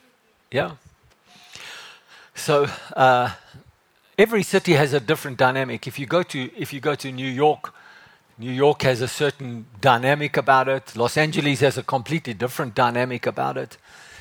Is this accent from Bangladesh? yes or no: no; Johannesburg, Gauteng, South Africa; moved away as an adult; also born or lived in Cape Town; when I came from Joburg and I moved down there, I was 22 years old. And it was like, I love Joburg. I love the drive of Joburg.